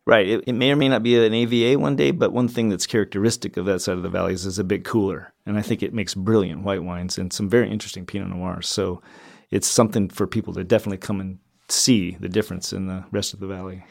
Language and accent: English; Alaska, United States; moved away as an adult; also born or lived in Walla Walla, Washington; I grew up in Alaska and, um, enjoyed the outdoors up there